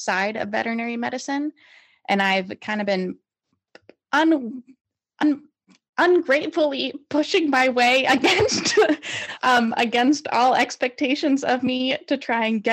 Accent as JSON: {"language": "English", "region": "Pennsylvania", "country": "United States", "tie": "born or raised there", "also_born_or_lived": "Chicago", "moved": "as an adult", "lives_now": "Glasgow, United Kingdom", "said": "I am originally from Pennsylvania, but Chicago is home."}